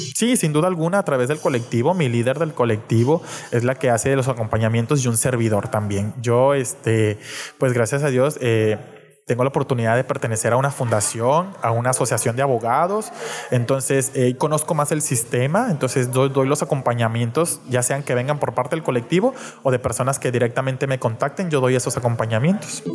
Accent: Reynosa, Tamaulipas, Mexico

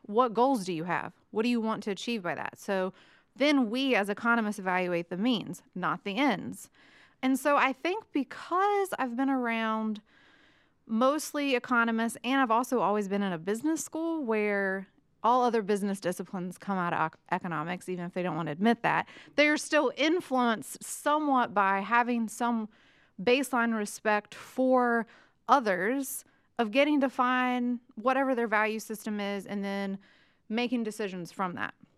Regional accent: West Virginia, United States; moved away as an adult; also born or lived in Mississippi; now in Chattanooga, United States; I grew up in West Virginia

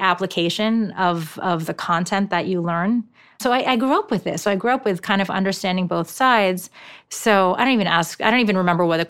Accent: Japan; first language ja; English is a second language; there's a lot of required parent education in Japan, which Japanese is my first language, so this wasn't much of an issue.

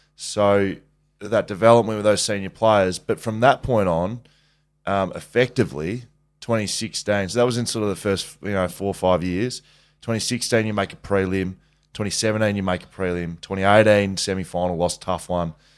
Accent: Geelong, Victoria, Australia; I'm from Geelong

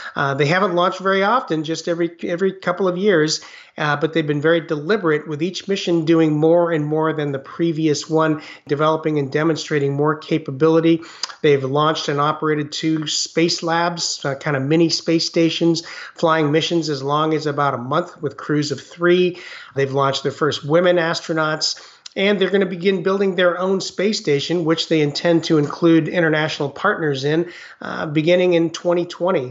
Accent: United States; also born or lived in Taiwan; I had the Chinese culture at home, and then very much grew up in mainstream America

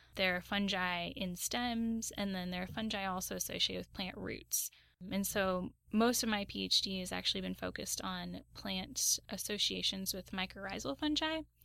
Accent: Southern Oregon, United States; moved away as an adult; also born or lived in Los Angeles; I grew up in Southern Oregon

